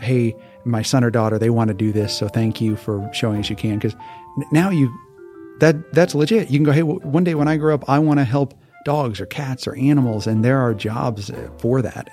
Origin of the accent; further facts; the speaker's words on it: Hawaii, United States; moved away; also born or lived in Missouri; I was born and raised in Hawaii